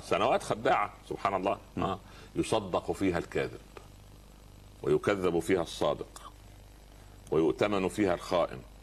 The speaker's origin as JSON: {"language": "Arabic", "country": "Egypt", "said": "عندنا في مصر"}